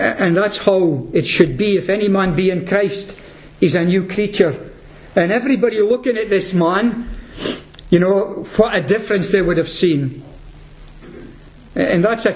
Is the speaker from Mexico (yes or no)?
no; Peterhead, Scotland, United Kingdom; I'm from Peterhead